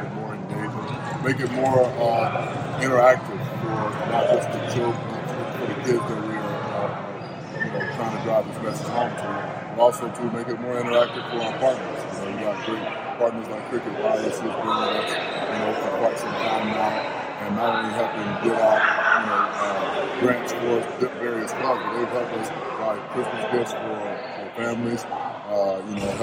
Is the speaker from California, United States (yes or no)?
yes; San Jose, California, United States; my hometown of San Jose